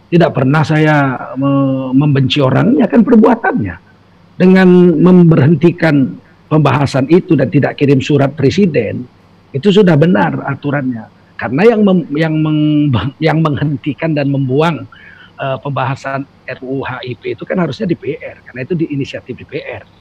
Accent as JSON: {"language": "Indonesian", "town": "Medan", "region": "North Sumatra", "country": "Indonesia", "said": "kalau saya orang Medan ya Tengku Bangsawan ya dari"}